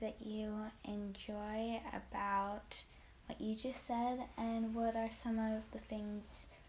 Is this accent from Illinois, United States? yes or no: no; Alaska, United States; I'm from Alaska